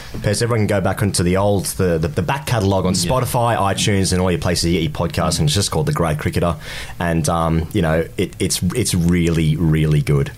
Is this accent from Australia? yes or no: yes; Australia; as Australian men